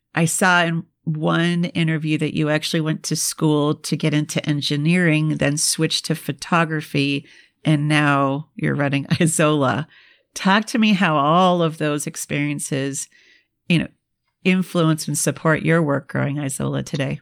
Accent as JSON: {"language": "English", "region": "Minnesota", "country": "United States", "tie": "born or raised there", "said": "I'm from the Midwest and I grew up in Minnesota"}